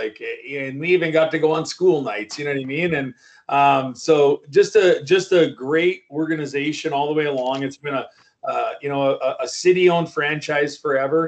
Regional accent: Moose Jaw, Saskatchewan, Canada; growing up in Moose Jaw, Saskatchewan, you know, it's my hometown. It's where I'm from.

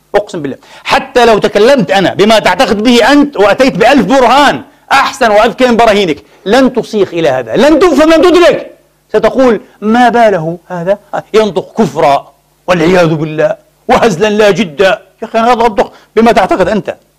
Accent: Gaza Strip refugee camps, Palestine; now in Vienna, Austria; عندنا احنا في المعسكرات هناك في فلسطين معسكرات قطاع غزة

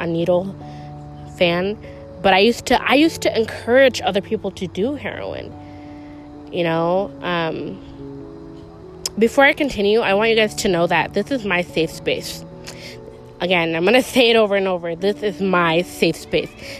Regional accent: Chicago, Illinois, United States; I'm from Chicago.

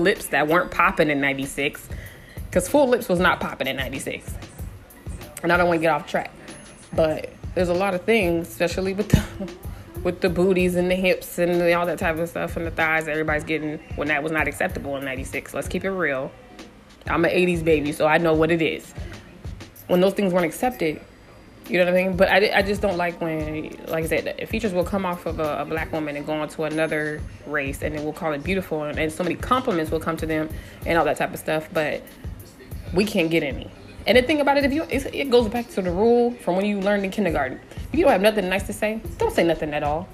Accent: San Diego, California, United States; I'm from San Diego, 619

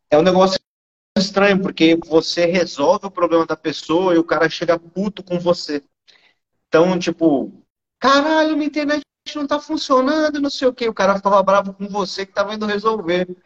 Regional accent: Santos, São Paulo, Brazil; e eu sou de Santos, é, o litoral de São Paulo. É o maior porto também da América Latina.

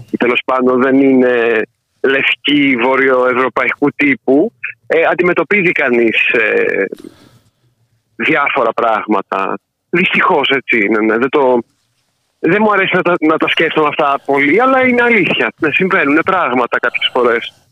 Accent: Ioannina, Epirus, Greece; moved away as an adult; now in Berlin, Germany; μεγάλωσα στα Γιάννενα, να το σημειώσω αυτό.

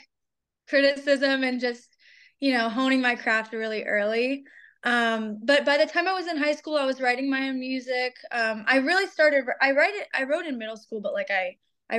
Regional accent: Pittsburgh, Pennsylvania, United States; now in Atlanta, United States; I'm based in Atlanta, but I'm from Pittsburgh originally

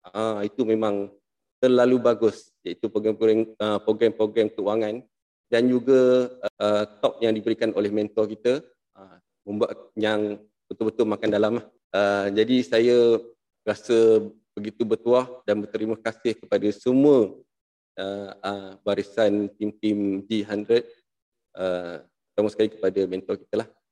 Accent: Muar, Johor, Malaysia; Saya berasal daripada Muar.

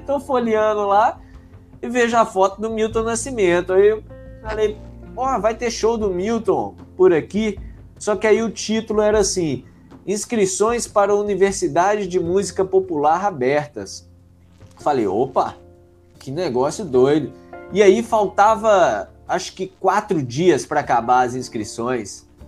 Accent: Conselheiro Lafaiete, Minas Gerais, Brazil; also born or lived in Belo Horizonte; now in São Paulo, Brazil; sou de Conselheiro Lafayette, e aí, é, né, no interior de Minas ali, é uns 100 quilômetros de BH

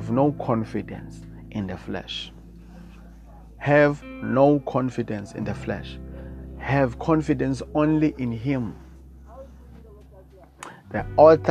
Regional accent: South Africa; I come from South Africa

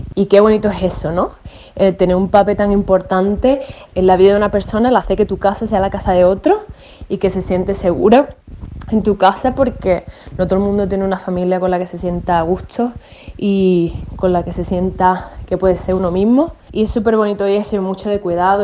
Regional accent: Málaga, Andalusia, Spain; moved away as an adult; now in Australia; soy de Málaga, pero estoy mandando este audio de Australia. Llevo ocho años viviendo aquí

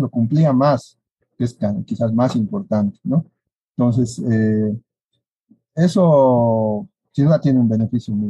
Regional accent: Bolivia; Como bolivianos y como egresados de nuestra Universidad Mayor de San Andrés

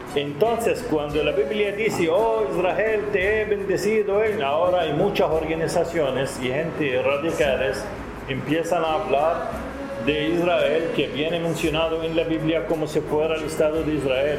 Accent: Nicaragua; soy nicaragüense de origen palestino

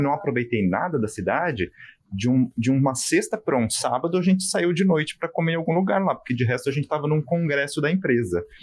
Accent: Brazil; eu sou brasileiro

